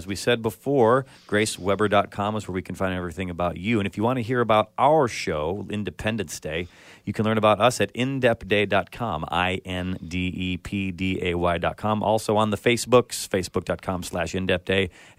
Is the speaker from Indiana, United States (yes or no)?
no; Chicago, Illinois, United States; moved away; also born or lived in New York; Chicago, my hometown's the same way. There's a lot of Polish, a lot of Germans, you know, a lot of Swedes.